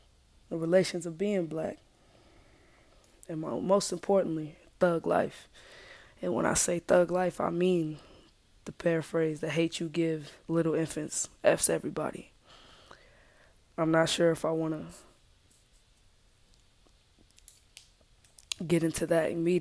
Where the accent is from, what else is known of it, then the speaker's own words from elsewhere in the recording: United States; I'm African American